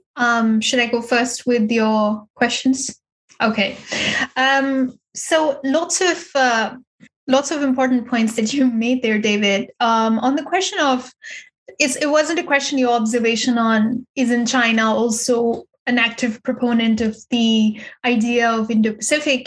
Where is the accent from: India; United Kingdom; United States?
India; now in Berlin, Germany; as an as an Indian